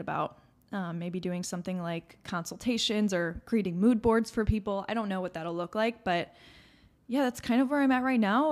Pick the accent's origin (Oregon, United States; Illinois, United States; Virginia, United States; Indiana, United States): Illinois, United States; Chicago suburbs; we're from the Chicago suburbs.